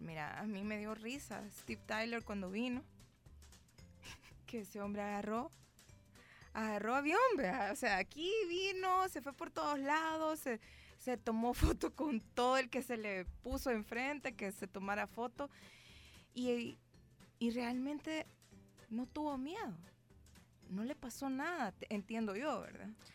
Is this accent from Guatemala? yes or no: yes; Guatemala; also born or lived in Nicaragua; now in El Salvador; Yo soy nicaragüense, pero mi, niñez y mi, digamos, adolescencia la viví en Guatemala